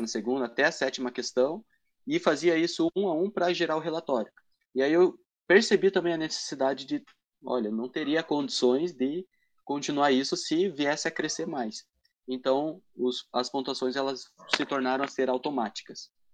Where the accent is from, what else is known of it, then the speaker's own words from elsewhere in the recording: Matinhos, Paraná, Brazil; now in Paranaguá, Brazil; Eu não conhecia ninguém em Paranaguá, né? Porque eu justamente sou de Matinhas